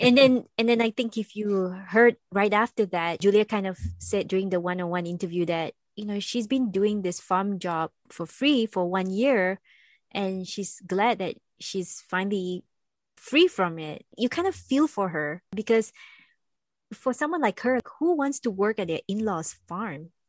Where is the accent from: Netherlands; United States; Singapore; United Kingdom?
Singapore; moved away; I come from Singapore